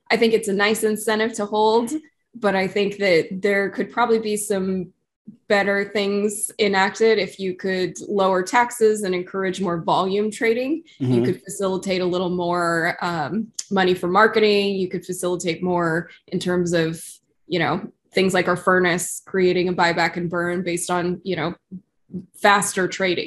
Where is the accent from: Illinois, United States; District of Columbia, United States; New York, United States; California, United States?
California, United States; I'm from California